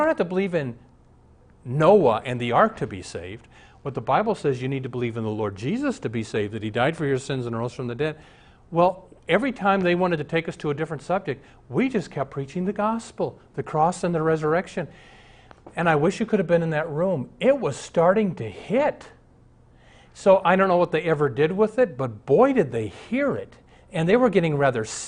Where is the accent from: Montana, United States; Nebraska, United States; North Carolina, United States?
Nebraska, United States; Omaha; I grew up in Omaha with a couple atheist buddies